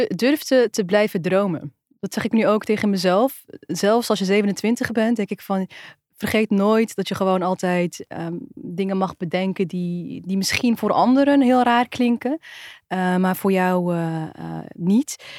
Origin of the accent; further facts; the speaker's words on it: Netherlands; Wij zijn ook Nederlanders